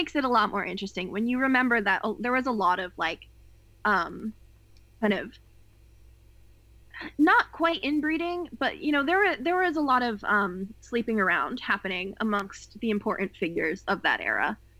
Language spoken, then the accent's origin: English; Willimantic, Connecticut, United States; moved away; So my hometown, small little town in Connecticut, we're right off of a tributary of the Connecticut River. It's a town called Willimantic